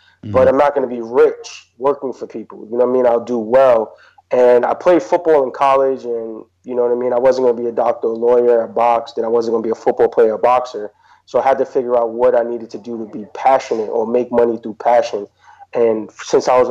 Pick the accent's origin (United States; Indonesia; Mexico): United States; New York City, New York; I grew up in Queensbridge Projects, so growing up in Queensbridge